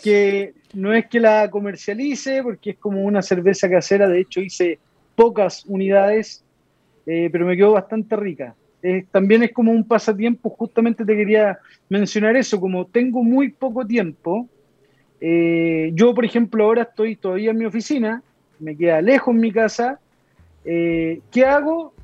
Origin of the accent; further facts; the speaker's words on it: Lo Prado, Santiago Metropolitan Region, Chile; also born or lived in San Javier, Maule Region; me crié, nací en San Javier, en la comuna de San Javier, que está en la séptima región de Chile. Me crié en Loprado toda mi vida.